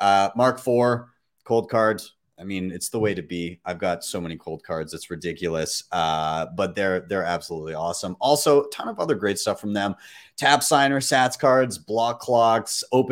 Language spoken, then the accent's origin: English; Calgary, Alberta, Canada; my hometown, Calgary